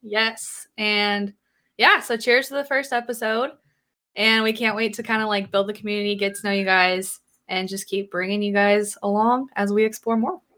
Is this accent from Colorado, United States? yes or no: no; Idaho, United States; I grew up in a little town in Idaho